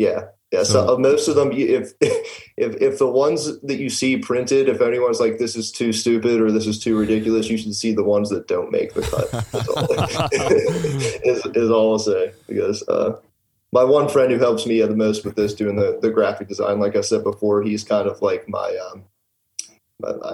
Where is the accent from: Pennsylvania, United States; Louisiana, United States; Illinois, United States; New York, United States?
Pennsylvania, United States; Pittsburgh; I'm from South Hills, Pittsburgh. It's like Bethel Park area.